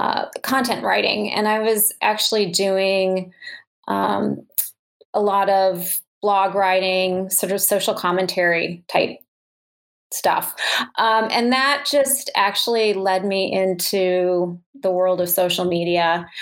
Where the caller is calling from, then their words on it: Minnesota, United States; I am just outside of Minneapolis, so the Twin Cities area.